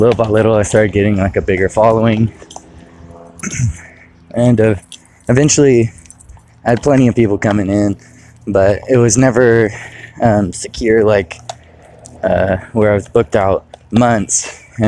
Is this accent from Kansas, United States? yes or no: no; California, United States; moved away as an adult; now in Michigan, United States; I now live in Michigan, and I'm from California